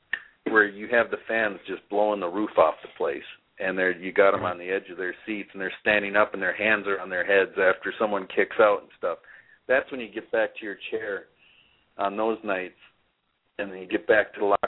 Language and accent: English; Saint Paul, Minnesota, United States; winning the ECW title in my hometown in St. Paul